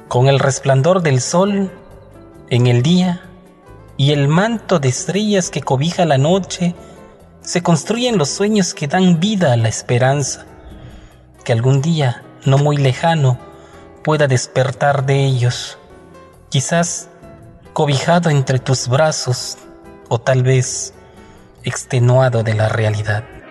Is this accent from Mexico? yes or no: yes; Juchitán de Zaragoza, Oaxaca, Mexico; heroica ciudad de Uchitán de Zaragoza, Oaxaca, de donde soy originario.